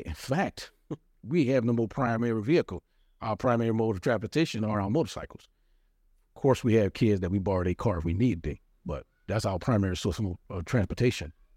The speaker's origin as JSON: {"language": "English", "town": "New Orleans", "region": "Louisiana", "country": "United States", "tie": "born or raised there", "moved": "yes", "lives_now": "California, United States", "said": "We from New Orleans, born and raised in New Orleans"}